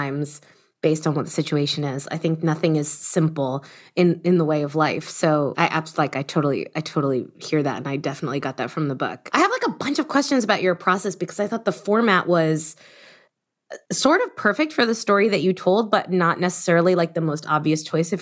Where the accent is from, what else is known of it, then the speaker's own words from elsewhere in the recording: Miami, Florida, United States; I grew up in Miami about the same time, not super far from the same neighborhood